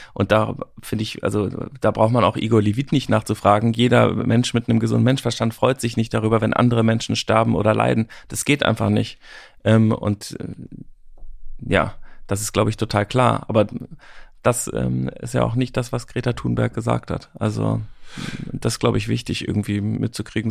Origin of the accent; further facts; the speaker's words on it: Germany; wir auch als Deutsche